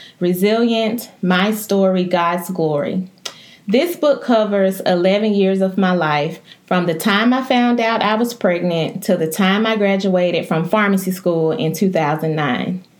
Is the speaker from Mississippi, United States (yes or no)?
yes; West Point, Mississippi, United States; also born or lived in Memphis, Tennessee; I am from West Point, Mississippi.